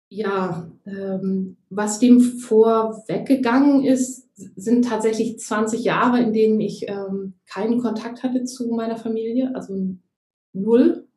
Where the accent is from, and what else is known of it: Germany; moved away; also born or lived in Gran Canaria, Spain